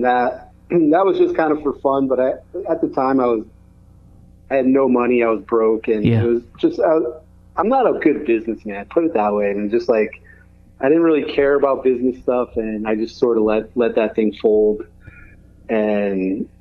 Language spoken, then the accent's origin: English; Connecticut, United States; I grew up in Connecticut